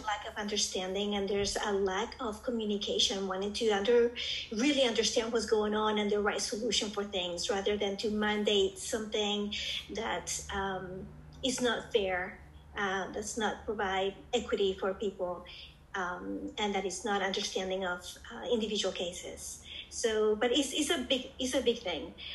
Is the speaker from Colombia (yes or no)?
yes; Colombia; also born or lived in United States / Singapore; now in Arizona, United States; I am, was born and raised in Colombia, South America, and then moved to the U.S.